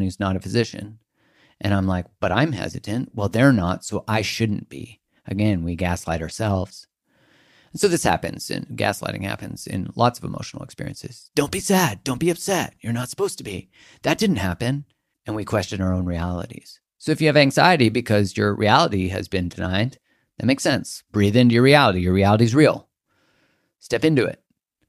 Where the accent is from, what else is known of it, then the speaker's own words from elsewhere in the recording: Canada; I'm from Canada